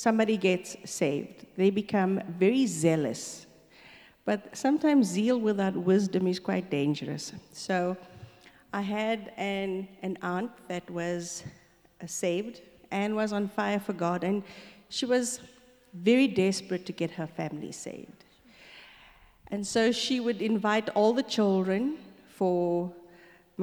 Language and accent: English; Stanger, KwaZulu-Natal, South Africa; moved away as an adult; also born or lived in Darnall / Durban / Johannesburg; we moved to Stanger. So I grew up in Stanger. I did my whole schooling in a little sugarcane plantation town